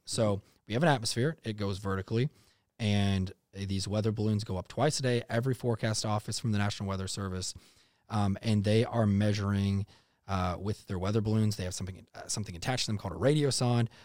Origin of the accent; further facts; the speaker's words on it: North Texas, United States; also born or lived in Iowa; growing up in North Texas, I, I did live in Iowa for a bit there, born there, moved to Texas when I was young